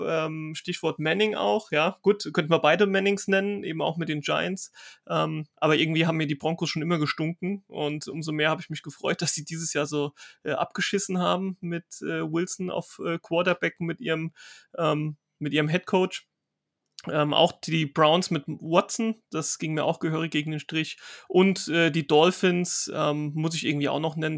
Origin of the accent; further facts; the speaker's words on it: Rhineland-Palatinate, Germany; ich komme ja aus Rheinland-Pfalz